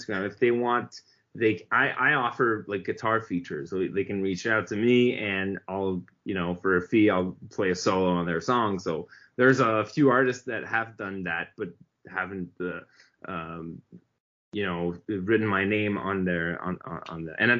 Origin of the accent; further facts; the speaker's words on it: Montreal, Quebec, Canada; We're both from Montreal